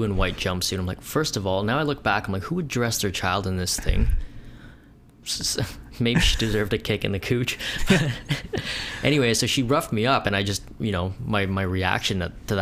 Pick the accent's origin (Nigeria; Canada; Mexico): Canada; Thornhill, Ontario; growing up in Thornhill, which is it's like 30, maybe 20 minutes north, central north of downtown Toronto